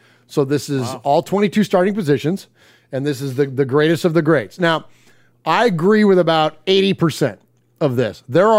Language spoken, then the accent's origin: English; California, United States; now in Nashville, United States; I'm from California